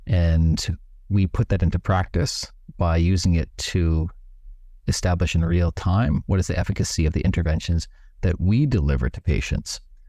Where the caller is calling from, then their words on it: Bali, Indonesia; I'm calling in from an island known as Bali in Indonesia, which is close to the headquarters of our company in Singapore.